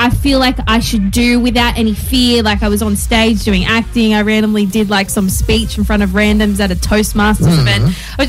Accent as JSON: {"language": "English", "country": "Australia", "said": "I'm from Australia."}